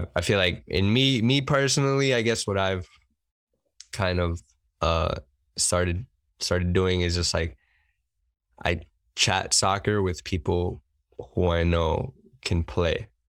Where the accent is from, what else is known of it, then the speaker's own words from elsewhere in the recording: New York City, New York, United States; I've been here my whole life